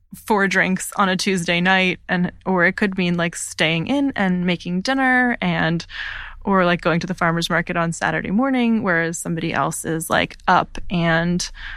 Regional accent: Pennsylvania, United States; I grew up in outside of Philadelphia in a really rural setting.

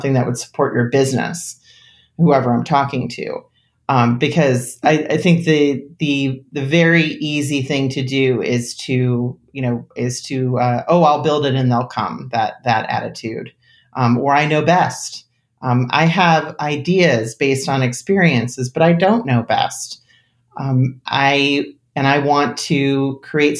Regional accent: New Jersey, United States; I grew up in an extremely rural community, which people always laugh at because I grew up in New Jersey

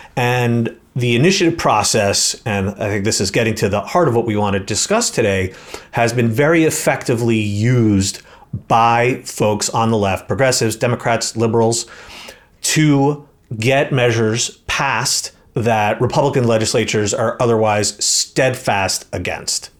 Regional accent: New York, United States; I'm from New York

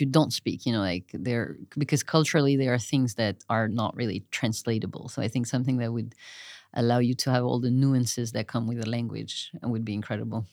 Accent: Marseille, Provence-Alpes-Côte d'Azur, France; moved away; I grew up mostly in Marseille, France

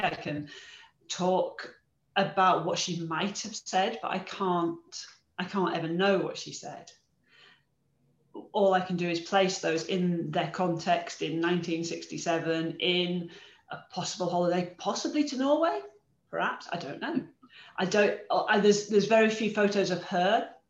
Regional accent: Carlisle, North West England, United Kingdom; I was born in Carlisle and I didn't realize, but neither of my parents were

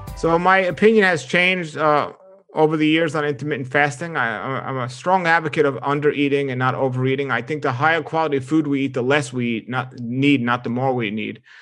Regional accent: New York, United States; moved away; growing up in New York

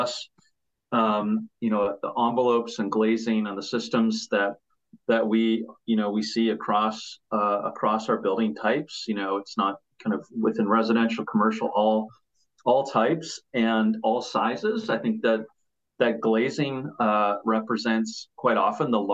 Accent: Winnipeg, Manitoba, Canada; moved away; also born or lived in Toronto; I'm originally from Winnipeg

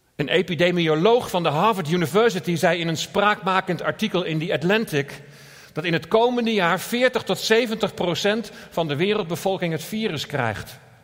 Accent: Netherlands; we als Nederlanders

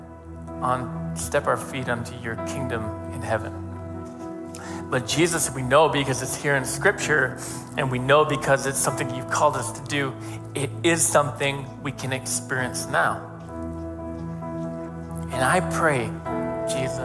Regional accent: Northeastern United States, United States; as American Northeastern Yankees

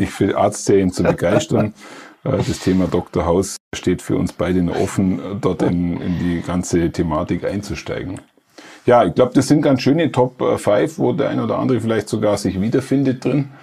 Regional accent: Allgäu, Bavaria, Germany; ich komme aus Elblich, aus Alpenregion, mhm. aus der Alpenregion mhm. schlechthin, dem Allgäu.

